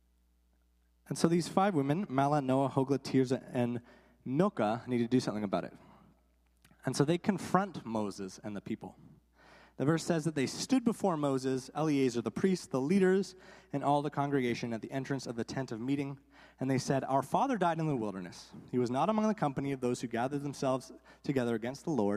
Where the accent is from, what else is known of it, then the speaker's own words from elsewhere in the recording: Guelph, Ontario, Canada; I grew up in Guelph, Ontario